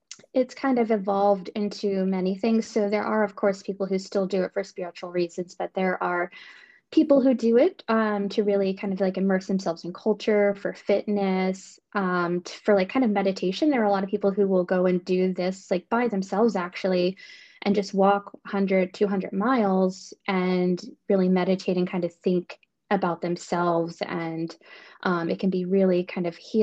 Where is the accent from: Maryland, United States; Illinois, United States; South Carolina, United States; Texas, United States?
Maryland, United States; moved away as an adult; also born or lived in Baltimore, Maryland; now in Northern Virginia, United States; I grew up on the Chesapeake Bay in Maryland.